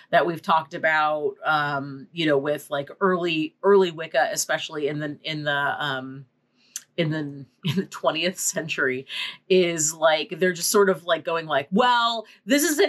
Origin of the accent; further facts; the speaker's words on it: California, United States; as a Californian